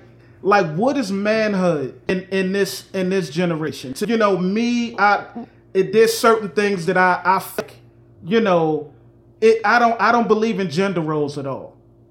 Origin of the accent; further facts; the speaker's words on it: New York, United States; I'm from New York, and I can't.